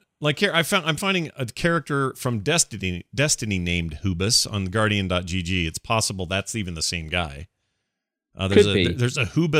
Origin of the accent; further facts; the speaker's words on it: St. Paul, Minnesota, United States; born there; I was born in St. Paul, Minnesota